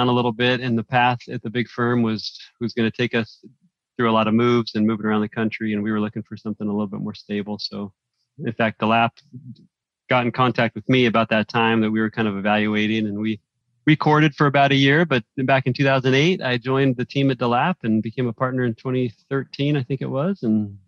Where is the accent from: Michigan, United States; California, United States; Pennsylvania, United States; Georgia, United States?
California, United States; San Jose; moved away as an adult; also born or lived in Provo, Utah; now in Oregon, United States; I grew up in San Jose